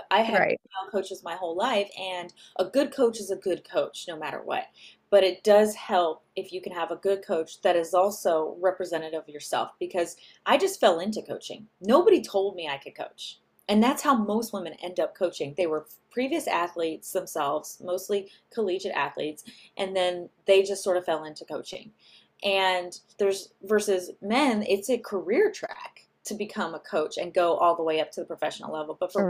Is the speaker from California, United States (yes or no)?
yes; California, United States; Yeah, so I'm from the Bay Area, so I'm